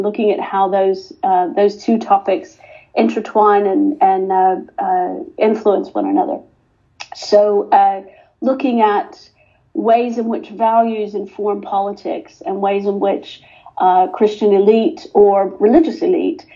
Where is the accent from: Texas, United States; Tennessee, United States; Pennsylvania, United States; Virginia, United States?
Texas, United States; Texas Panhandle, United States; moved away as an adult; now in United Kingdom; My father was a social justice Methodist preacher in the Texas Panhandle, and I grew up in the Methodist Church